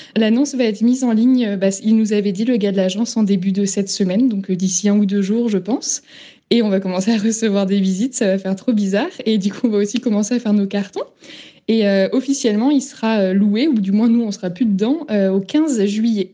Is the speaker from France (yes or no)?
yes; Brittany, France; moved away as an adult; now in Ecuador; je suis bretonne